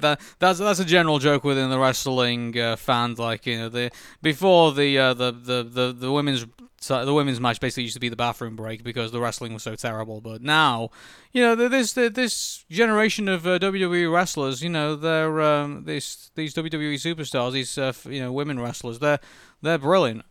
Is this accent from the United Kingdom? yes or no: yes; Preston, North West England, United Kingdom; now in Manchester, United Kingdom; we're adopted Mancunians. You know, I come from Preston and I come here from, from Manchester